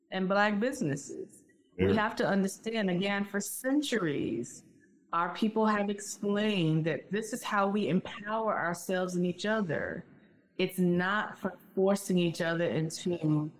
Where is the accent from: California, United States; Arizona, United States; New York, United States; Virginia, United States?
Virginia, United States; Richmond; moved away; also born or lived in North Carolina; I lived in North Carolina for 17 years, and I'm from Richmond, Virginia.